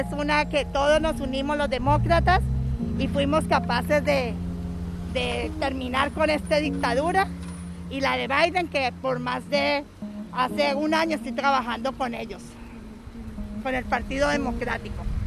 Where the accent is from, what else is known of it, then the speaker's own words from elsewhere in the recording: Colombia; now in Florida, United States; Yo soy de, la, de Colombia y vivo en la Florida. Hace 30 años llegué buscando el sueño americano